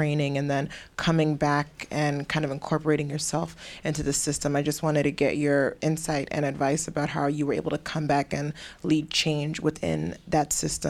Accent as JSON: {"language": "English", "country": "Ghana", "moved": "yes", "said": "I'm from Ghana."}